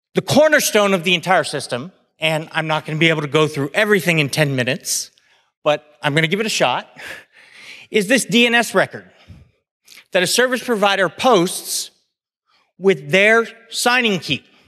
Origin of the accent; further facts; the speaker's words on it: United States; I'm an American